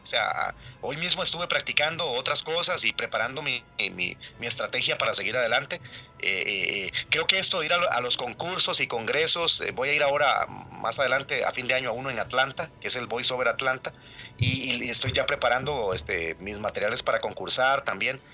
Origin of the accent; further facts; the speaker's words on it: Cafetal, Costa Rica; Si les contara de dónde vengo yo, vengo de Cafetal, yo soy un, un actor este, de voz de Cafetal, o sea, yo vengo de, la zona rural donde no había luz